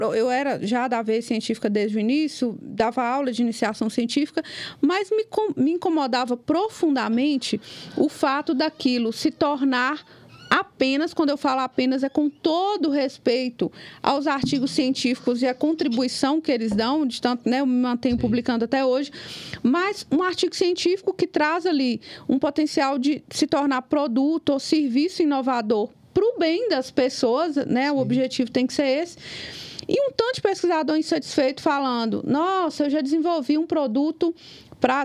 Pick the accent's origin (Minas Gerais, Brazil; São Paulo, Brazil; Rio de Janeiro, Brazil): Minas Gerais, Brazil; Capelinha; now in Ipatinga, Brazil; Hoje eu moro em Patinga, mas eu sou lá de Capelinha